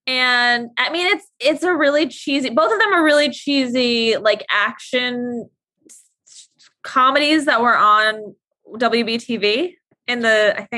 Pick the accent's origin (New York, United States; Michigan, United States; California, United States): New York, United States; New York City; I grew up in New York City